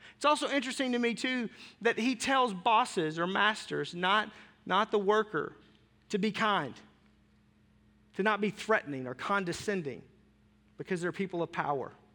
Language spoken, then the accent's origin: English; Arkansas, United States; I grew up in Arkansas.